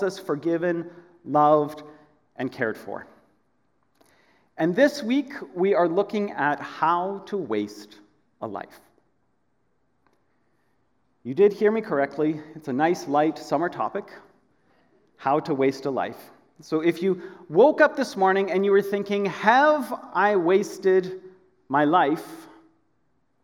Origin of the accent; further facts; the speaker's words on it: Edmonton, Alberta, Canada; moved away as an adult; also born or lived in Korea; now in Aldergrove, Canada; I grew up in Edmonton